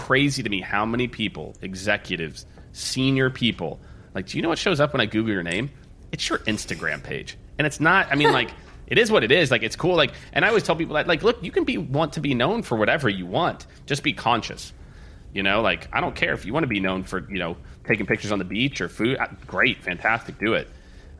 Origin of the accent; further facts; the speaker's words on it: Midwest, United States; I was raised in the Midwest too